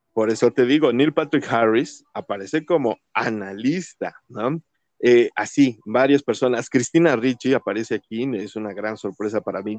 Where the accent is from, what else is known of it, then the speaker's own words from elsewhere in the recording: Mexico; yo no había visto afros así, y menos en mi país